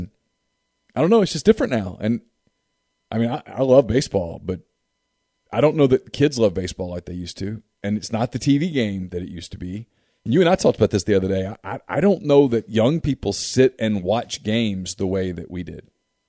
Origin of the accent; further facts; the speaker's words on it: Ruston, Louisiana, United States; When I was a kid growing up in Ruston, Louisiana